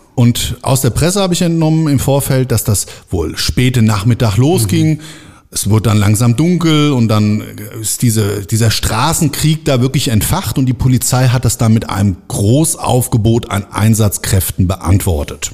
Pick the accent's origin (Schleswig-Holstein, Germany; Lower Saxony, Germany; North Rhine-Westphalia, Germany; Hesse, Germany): Hesse, Germany; Frankfurt am Main; in meine Stadt, in meine Geburtsstadt Frankfurt am Main